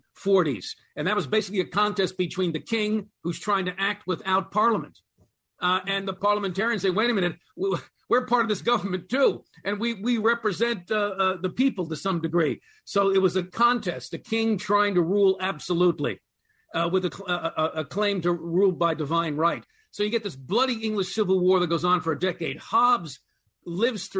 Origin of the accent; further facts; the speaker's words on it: United States; I get a little ashamed as an American